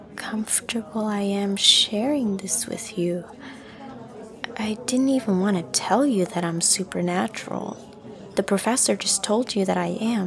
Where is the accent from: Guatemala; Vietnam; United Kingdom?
Vietnam; first language Vietnamese; English is a second language; I barely even remember much of my mother tongue anymore. Vietnamese history just disappears through war and colonization. My home country is resilient, but so much has been lost.